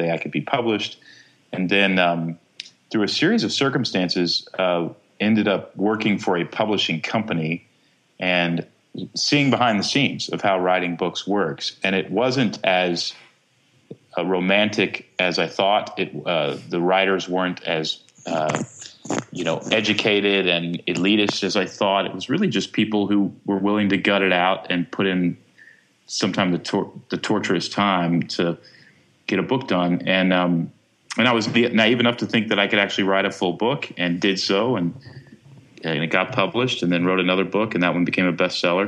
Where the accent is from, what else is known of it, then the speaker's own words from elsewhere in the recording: Texas, United States; I grew up in Texas